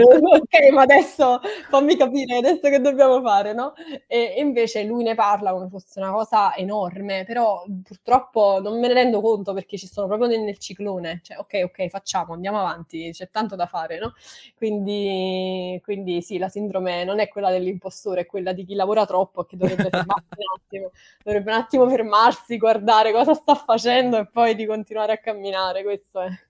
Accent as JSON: {"language": "Italian", "town": "Naples", "region": "Campania", "country": "Italy", "moved": "as an adult", "lives_now": "London, United Kingdom", "said": "io vengo da Napoli"}